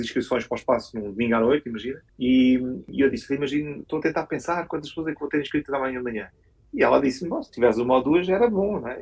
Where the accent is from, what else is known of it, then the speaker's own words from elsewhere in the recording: Portugal; somos portugueses